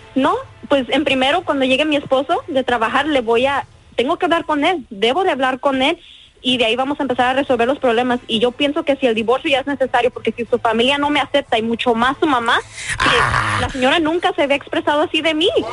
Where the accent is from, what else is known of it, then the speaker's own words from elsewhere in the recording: Mexico; yo soy mexicana, yo soy mexicana